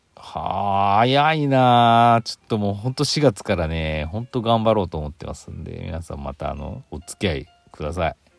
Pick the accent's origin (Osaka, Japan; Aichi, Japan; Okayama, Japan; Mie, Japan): Aichi, Japan; moved away; 私の実家ね愛知県の方